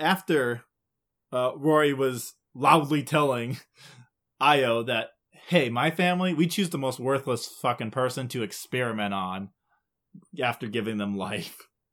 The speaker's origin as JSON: {"language": "English", "region": "Midwest", "country": "United States", "said": "we're Midwest, so, like, even if we did say it right, it would still sound wrong."}